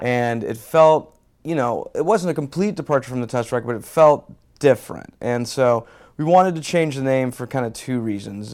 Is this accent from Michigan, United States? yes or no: no; Houston, Texas, United States; moved away; also born or lived in California; I'm originally from Houston, Texas